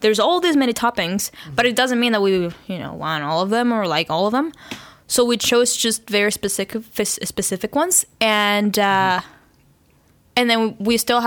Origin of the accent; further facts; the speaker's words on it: Venezuela; where I'm from, Venezuela